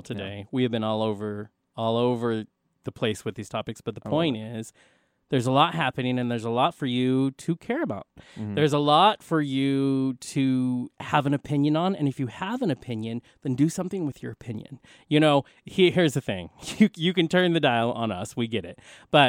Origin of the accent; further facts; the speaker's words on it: Philippines; I'm Filipino. That's who I am.